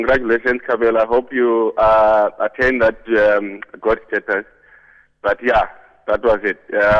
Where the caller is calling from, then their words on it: Cape Town, Western Cape, South Africa; I'm in Cape Town.